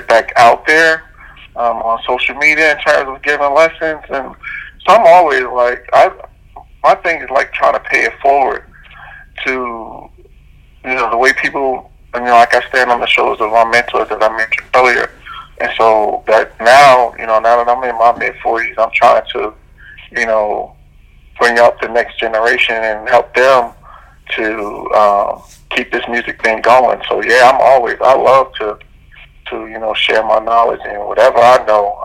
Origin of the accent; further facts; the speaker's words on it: New York, United States; growing up in New York